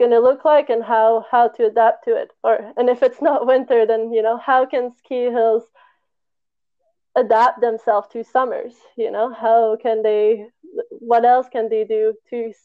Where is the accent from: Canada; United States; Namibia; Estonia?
Canada; Montreal, Quebec; moved away as an adult; now in Barcelona, Spain; I'm from Montreal, I lived there my whole life, or at least around on the South Shore, close enough.